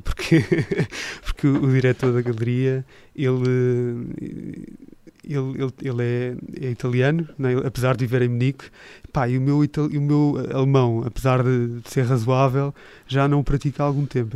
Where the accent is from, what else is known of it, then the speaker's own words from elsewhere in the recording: Portugal; also born or lived in Switzerland / United States / Japan; eu sou português